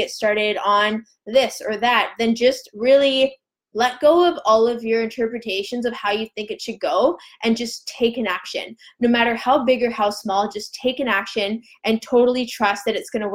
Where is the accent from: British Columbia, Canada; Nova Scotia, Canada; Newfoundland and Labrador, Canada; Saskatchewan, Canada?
British Columbia, Canada; Vancouver Island; we're both from Vancouver Island